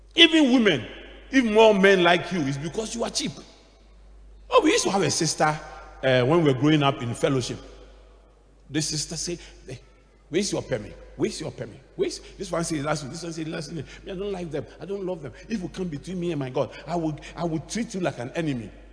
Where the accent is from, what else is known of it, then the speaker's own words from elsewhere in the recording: Accra, Greater Accra, Ghana; we grew up in Adabraka